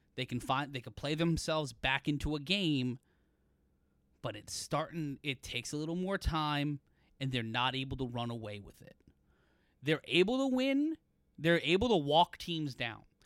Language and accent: English; New York City, New York, United States; I grew up in Brooklyn. I grew up in Sunset Park